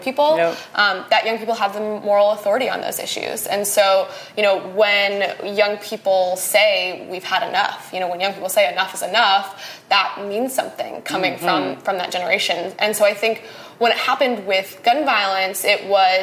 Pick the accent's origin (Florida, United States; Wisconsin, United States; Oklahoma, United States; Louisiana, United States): Wisconsin, United States; So I am from Wisconsin. I was born and raised there